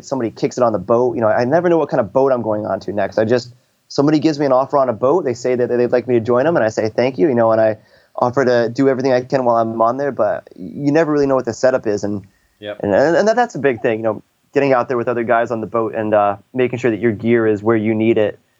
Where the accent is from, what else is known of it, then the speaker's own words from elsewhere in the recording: San Diego, California, United States; hey, I'm a guy from San Diego.